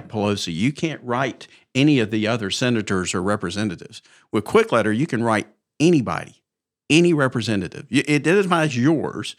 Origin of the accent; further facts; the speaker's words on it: Mountain Brook, Alabama, United States; born and raised in Mountain Brook, graduated high school in nineteen seventy-eight